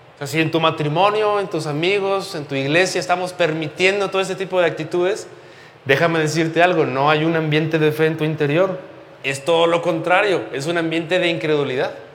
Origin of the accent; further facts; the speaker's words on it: Mexico; como buenos eh, mexicanos crecimos en una cultura completamente religiosa